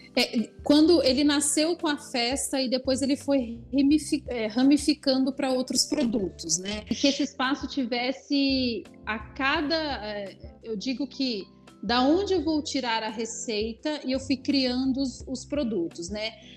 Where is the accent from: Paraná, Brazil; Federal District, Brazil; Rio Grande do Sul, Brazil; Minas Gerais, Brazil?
Paraná, Brazil; Londrina; moved away as an adult; now in Campinas, Brazil; Eu nasci em Londrina, sou paranaense e há 11 anos moro aqui em Campinas.